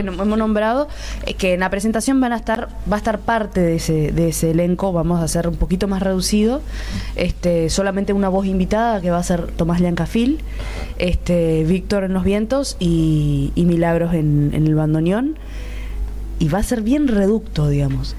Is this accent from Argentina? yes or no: yes; Misiones, Argentina; moved away as an adult; now in Buenos Aires, Argentina; Yo soy misionera y, vivo al lado de Paraguay